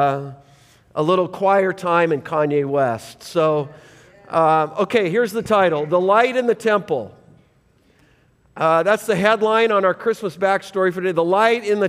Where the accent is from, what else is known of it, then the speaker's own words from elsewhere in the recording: Canada; I'm not Jewish, I'm as hockey Canadian as it gets, traced back to England